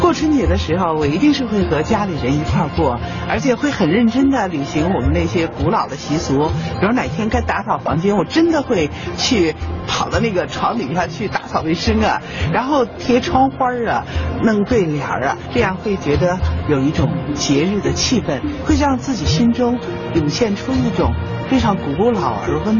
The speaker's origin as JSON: {"language": "Chinese", "country": "China", "said": "春节是我们中国人最重要的节日啊！"}